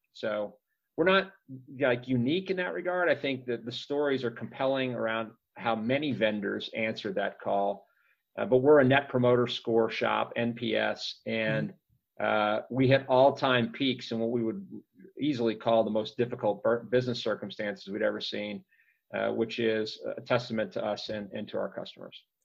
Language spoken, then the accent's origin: English; Texas, United States; now in Minneapolis, United States; I grew up in Texas